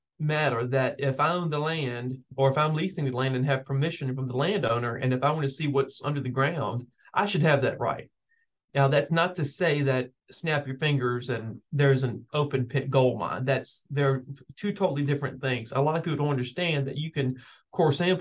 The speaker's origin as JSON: {"language": "English", "town": "Glenmore", "region": "Virginia", "country": "United States", "tie": "born or raised there", "said": "I grew up in Glenmore, which is right near that community."}